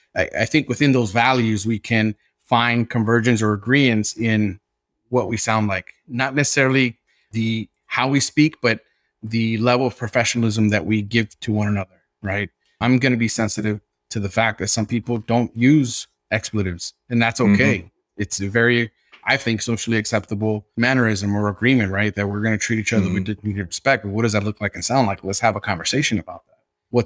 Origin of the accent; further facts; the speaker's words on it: Los Angeles, California, United States; But I had a very strong accent, and I spoke street English. And I was from South Central Los Angeles, and I had a hard time, right, mastering the English language